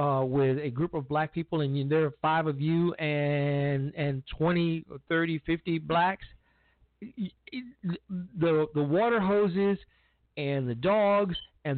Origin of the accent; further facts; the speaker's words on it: Chicago, Illinois, United States; my hometown of Chicago on the South Side where I grew up